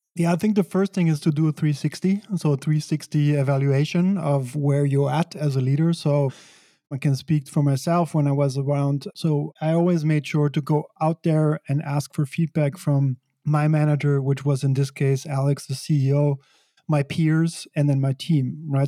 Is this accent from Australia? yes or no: no; Belgium; moved away as an adult; also born or lived in San Francisco / New York City; I grew up in Belgium.